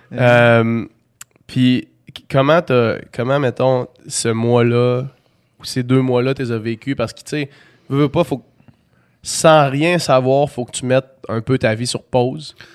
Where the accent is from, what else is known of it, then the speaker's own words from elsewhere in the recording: Quebec City, Quebec, Canada; nous autres, on vient de Québec